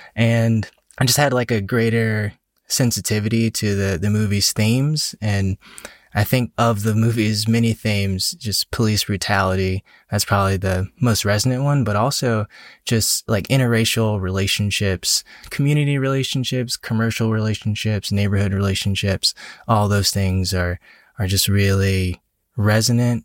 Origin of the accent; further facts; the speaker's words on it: Atlanta, Georgia, United States; now in Washington, D.C. area, United States; I'm from Atlanta originally.